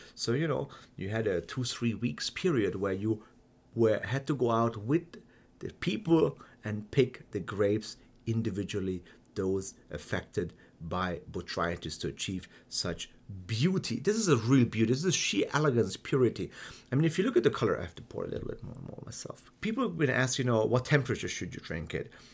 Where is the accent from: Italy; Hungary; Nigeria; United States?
Hungary; also born or lived in Germany; I've been born and raised in Germany and then grew up in Hungary